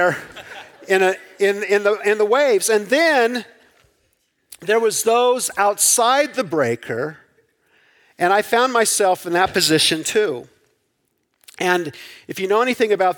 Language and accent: English; Southern California, United States; I grew up in Southern California